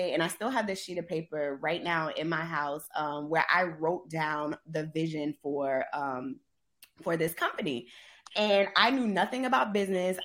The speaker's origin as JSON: {"language": "English", "town": "Charleston", "region": "South Carolina", "country": "United States", "tie": "born or raised there", "also_born_or_lived": "Indianapolis / Atlanta", "moved": "as an adult", "said": "I left my hometown"}